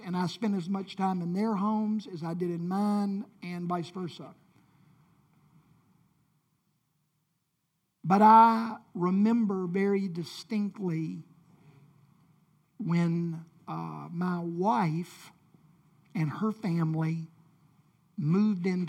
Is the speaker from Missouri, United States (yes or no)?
no; Memphis, Tennessee, United States; I grew up in Whitehaven, and we had sort of a Mayberry-type community